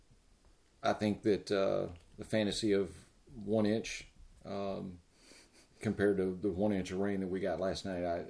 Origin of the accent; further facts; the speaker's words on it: Shreveport, Louisiana, United States; I'm from Shreveport, Louisiana.